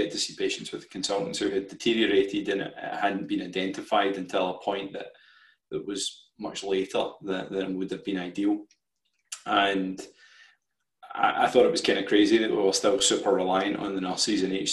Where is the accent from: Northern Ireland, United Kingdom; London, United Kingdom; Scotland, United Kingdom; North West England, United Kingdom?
Scotland, United Kingdom; Paisley; also born or lived in Glasgow / Dundee; I grew up in Paisley, which is just outside of Glasgow.